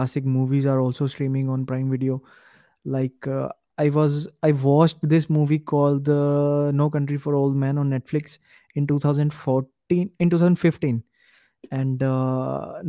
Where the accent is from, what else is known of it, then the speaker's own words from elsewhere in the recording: Punjab, India; I'm from Punjab